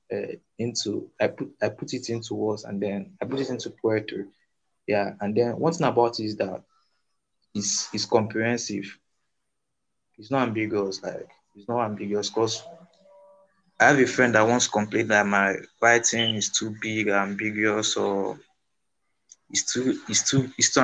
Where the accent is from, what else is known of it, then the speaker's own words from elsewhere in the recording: Igboland, Nigeria; here in Nigeria, I'm from Igbo tribe, I'm from the tribe of Igbo